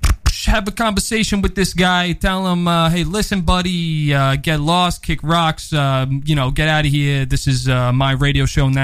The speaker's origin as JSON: {"language": "English", "town": "New York City", "region": "New York", "country": "United States", "tie": "born or raised there", "said": "As you may or may not know, I grew up on the Upper East Side, formerly known as the Upper West Side, formerly known as the boom."}